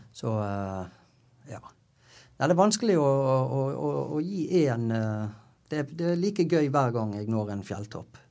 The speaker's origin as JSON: {"language": "Norwegian", "town": "Bergen", "region": "Vestland", "country": "Norway", "tie": "born or raised there", "said": "jeg er jo fra Bergen, sant? så jeg gikk jo Syfjellsturen da jeg var åtte-ti år"}